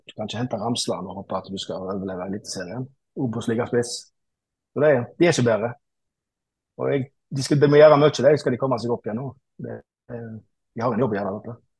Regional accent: Stord, Vestland, Norway; moved away as an adult; now in Stavanger, Norway; Jeg eh, bor i Stavanger, og jeg er opprinnelig fra Stord. Men jeg har bodd i Stavanger i 20 år ca. Reiste ned der for å studere

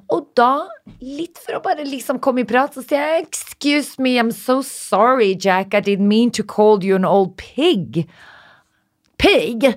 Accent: Narvik, Nordland, Norway; moved away; hjembyen min

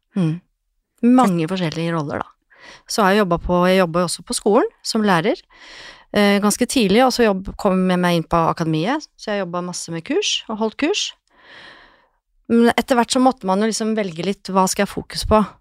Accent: Lillehammer, Innlandet, Norway; Jeg er jo fra Lillehammer, så jeg starta min frisørkarriere fra ungdomsskolen

